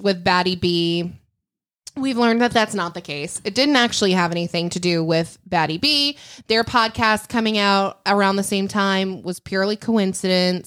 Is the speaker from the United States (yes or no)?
yes; Lake Michigan, Midwest, United States; moved away; I grew up on Lake Michigan.